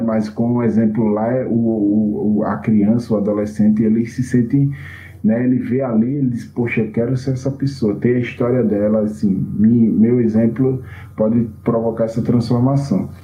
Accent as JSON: {"language": "Portuguese", "town": "Junqueiro", "region": "Alagoas", "country": "Brazil", "tie": "born or raised there", "lives_now": "Maceió, Brazil", "said": "eu nasci numa cidadinha chamada Junqueiro, né, aqui em Alagoas. Né? Eu não sou de Maceió mesmo, da capital. Hoje eu moro na capital"}